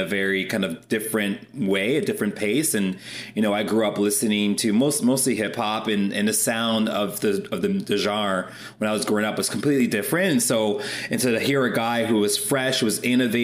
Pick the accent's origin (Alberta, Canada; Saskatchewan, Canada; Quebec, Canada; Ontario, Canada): Ontario, Canada; Toronto; now in Ottawa, Canada; growing up in Toronto